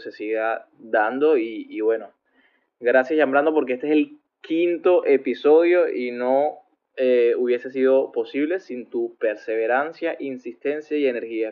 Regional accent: Venezuela; moved away as an adult; Yo, que salí de Venezuela eh, huyendo de la dictadura

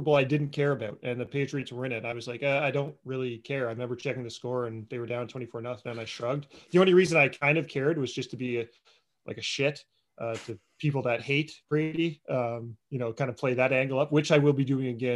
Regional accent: Canada; we are Canadian

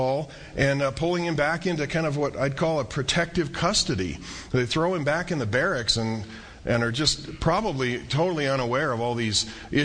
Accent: central Iowa, United States; now in Albuquerque, United States; I was growing up in Iowa, and every summer we would take a train trip from central Iowa to northern Colorado

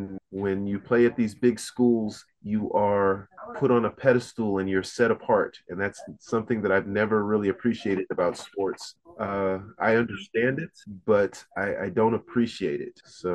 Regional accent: Fort Bragg, North Carolina, United States; born there; I was born in Fort Bragg, North Carolina.

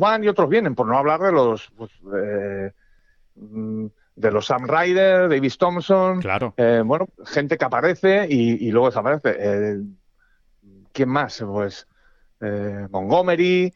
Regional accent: Castile, Spain; como buen castellano

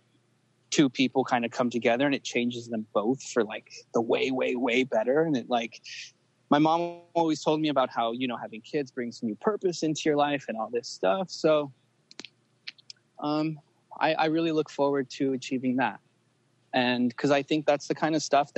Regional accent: Los Angeles, California, United States; I was born in L.A. I'm American, but my parents are from Yugoslavia

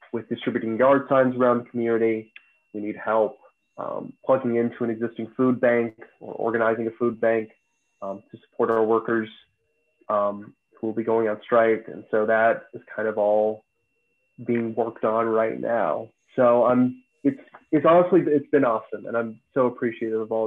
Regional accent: Fairfax County, Northern Virginia, United States; I grew up in Northern Virginia, okay, in Fairfax County.

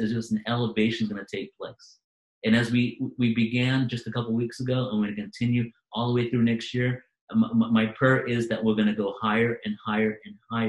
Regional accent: Manchester, North West England, United Kingdom; I was born in Manchester, England.

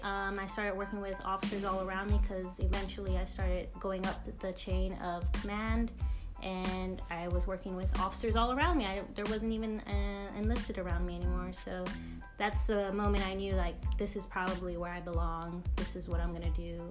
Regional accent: Crystal City, Texas, United States; moved away; also born or lived in Fargo, North Dakota; I'm from a little town called Crystal City, Texas. It's uh, just a town with full population is basically 99% uh, Latino, and that's where I grew up. But I was actually born in Fargo, North Dakota

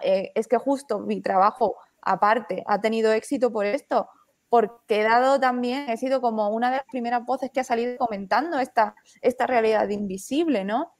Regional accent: Spain; somos españoles, pero no del todo

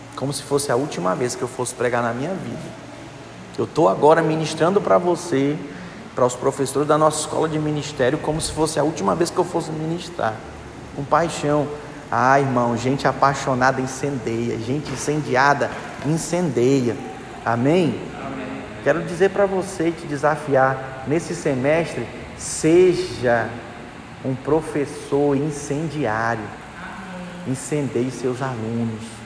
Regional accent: Manaus, Amazonas, Brazil; Eu sou de Manaus, Amazonas. Aí lá eles falam assim: deixa o bichinho

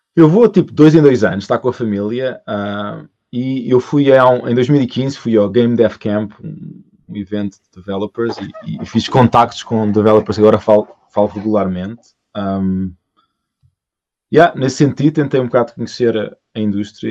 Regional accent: Portugal; moved away as an adult; Eu saí de Portugal uh, o, em 2005.

